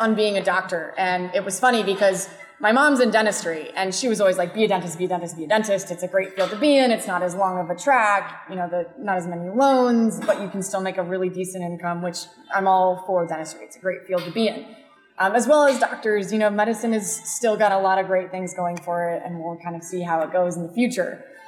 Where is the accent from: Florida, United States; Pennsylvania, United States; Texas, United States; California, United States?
California, United States; San Diego; I'm from San Diego. It's the best city in the world